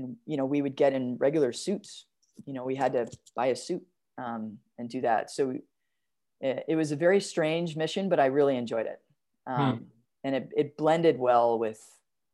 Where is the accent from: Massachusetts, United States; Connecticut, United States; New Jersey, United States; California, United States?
New Jersey, United States; moved away; growing up in Jersey